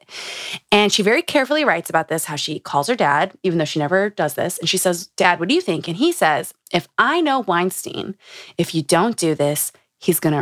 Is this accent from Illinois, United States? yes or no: no; Utah, United States; Growing up in Utah.